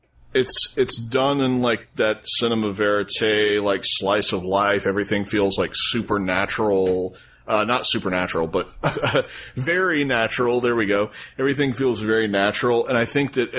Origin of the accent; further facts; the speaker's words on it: United States; as an American and not an Italian